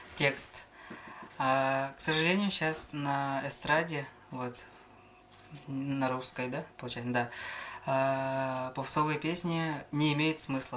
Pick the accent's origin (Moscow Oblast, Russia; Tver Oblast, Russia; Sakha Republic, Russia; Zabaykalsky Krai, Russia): Sakha Republic, Russia; Namtsy; born or raised there; also born or lived in Khomustakh